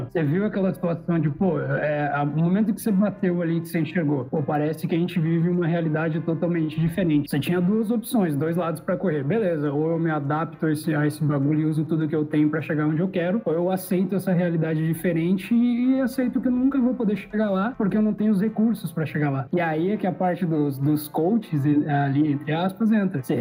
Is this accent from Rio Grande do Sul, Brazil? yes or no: yes; Rio Grande do Sul, Brazil; eu sou daqui do Rio Grande do Sul, né?